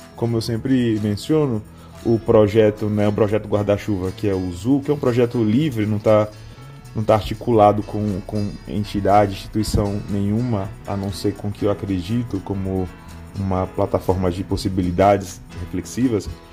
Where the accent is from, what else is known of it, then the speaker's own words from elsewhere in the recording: Aracaju, Sergipe, Brazil; now in Brasília, Brazil; Sergipe, que é minha que é meu estado natal, né, em Aracaju, por exemplo, que é a cidade onde eu nasci, como também aqui em Brasília